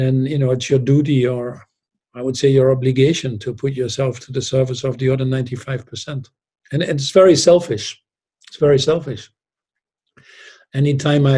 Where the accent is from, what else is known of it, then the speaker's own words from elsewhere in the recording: Netherlands; moved away as an adult; also born or lived in Newcastle; I was born in the Netherlands, I had a toilet at home